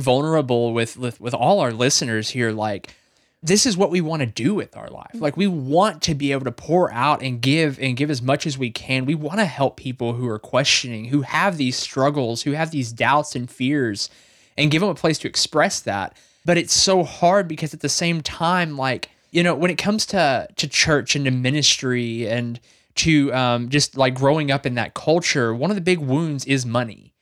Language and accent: English; Arkansas, United States; we're both from Arkansas